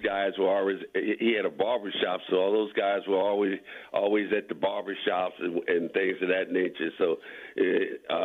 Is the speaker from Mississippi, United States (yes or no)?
no; Philadelphia, Pennsylvania, United States; it's the place I grew up, so I've always loved Philly.